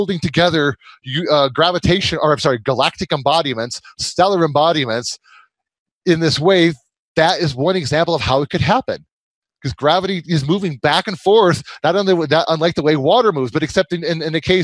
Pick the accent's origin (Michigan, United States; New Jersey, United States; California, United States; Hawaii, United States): Michigan, United States; moved away; I'm from Michigan originally